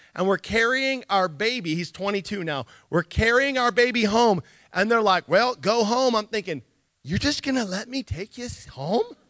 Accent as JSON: {"language": "English", "town": "Nikiski", "region": "Alaska", "country": "United States", "tie": "born or raised there", "said": "I grew up um, like a like a farm kid almost when I grew up in Nikiski"}